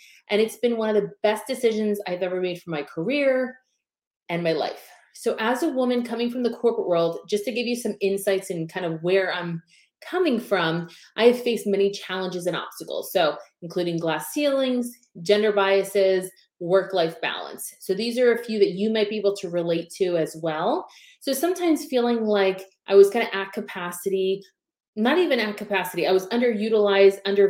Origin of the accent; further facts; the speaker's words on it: Pennsylvania, United States; also born or lived in South Florida; now in Tampa, United States; I originally was born and raised in Pennsylvania